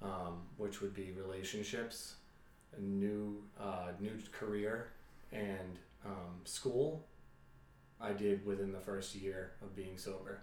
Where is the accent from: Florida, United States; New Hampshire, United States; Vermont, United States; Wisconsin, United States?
New Hampshire, United States; Nashua; Born and raised in Nashua